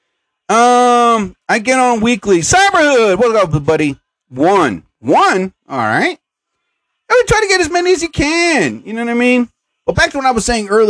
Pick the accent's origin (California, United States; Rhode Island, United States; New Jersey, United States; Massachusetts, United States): New Jersey, United States; I'm from New Jersey.